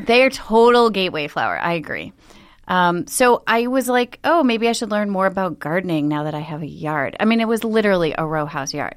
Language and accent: English; Buffalo, New York, United States; I grew up in Buffalo